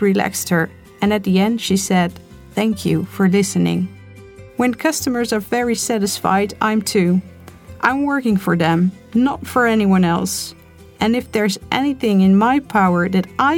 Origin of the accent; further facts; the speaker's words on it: Netherlands; also born or lived in The Hague; I'm of Turkish origin, but I was born and raised in Holland